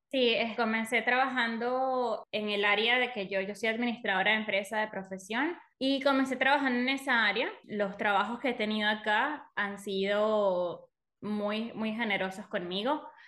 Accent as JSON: {"language": "Spanish", "country": "Venezuela", "moved": "as an adult", "said": "yo soy venezolana, Hace siete años que me mudé a este país"}